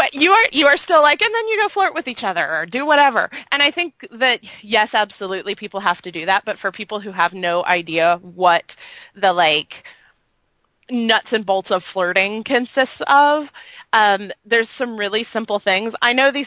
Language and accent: English; United States; now in Florida, United States